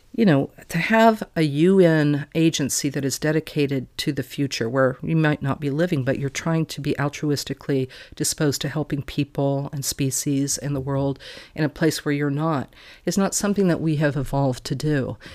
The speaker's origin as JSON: {"language": "English", "region": "Wyoming", "country": "United States", "tie": "born or raised there", "also_born_or_lived": "Texas", "said": "I was born in Texas and I was brought up in Wyoming"}